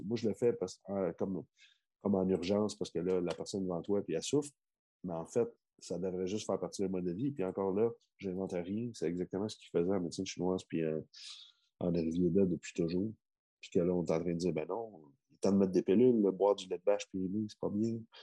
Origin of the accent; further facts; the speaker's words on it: Quebec, Canada; chez moi au Québec, tu comprends? Euh, dans, dans mes origines